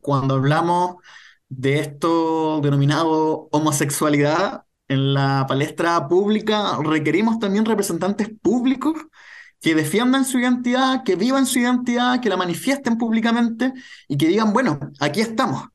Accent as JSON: {"language": "Spanish", "town": "Renca", "region": "Santiago Metropolitan Region", "country": "Chile", "tie": "born or raised there", "said": "yo vivo en Renca, soy poblador de Renca, he vivido toda mi vida en Renca"}